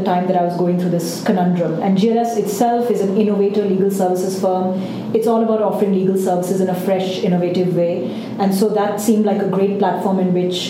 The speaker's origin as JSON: {"language": "English", "country": "India", "tie": "born or raised there", "said": "I grew up in India"}